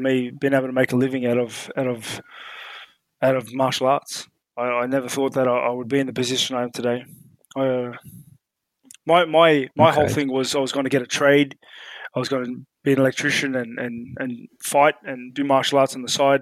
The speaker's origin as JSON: {"language": "English", "country": "Australia", "tie": "born or raised there", "also_born_or_lived": "New Zealand", "said": "I was born in New Zealand, but like literally within a few months, I was moved to Australia and I was completely raised in Australia"}